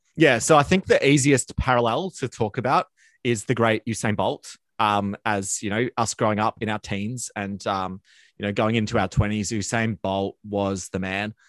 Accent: Australia; as an Australian

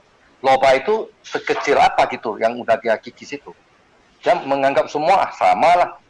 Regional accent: Medan, North Sumatra, Indonesia; kita dari Medan

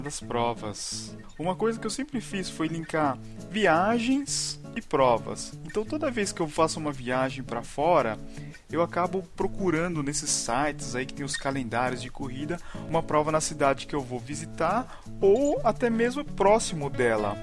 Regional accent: São Paulo, Brazil; also born or lived in Canada; now in Curitiba, Brazil; eu nasci em São Paulo e em 2000 eu mudei aqui para Curitiba

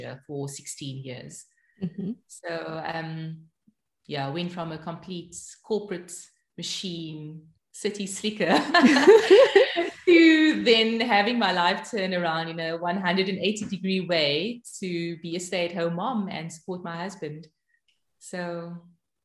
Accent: Cape Town, Western Cape, South Africa; moved away as an adult; now in Arnhem, Netherlands; I grew up in Cape Town, born and bred in Cape Town

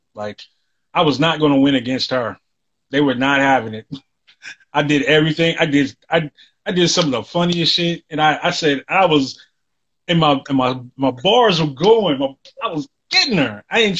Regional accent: the South, United States; I came from the South. People don't even think we're from where we're from.

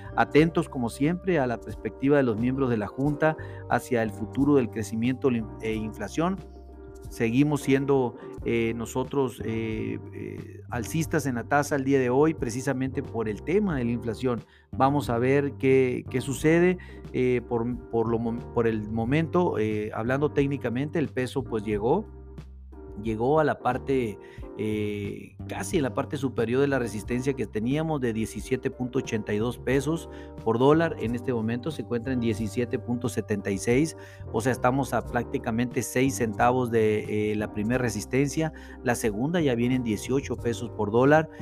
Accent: Mexico

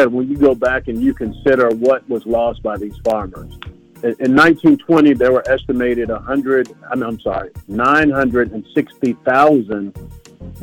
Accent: Florida, United States; growing up in Florida

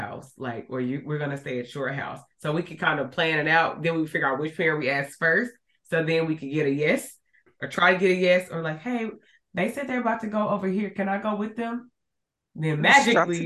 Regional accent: Arkansas, United States; growing up in Arkansas

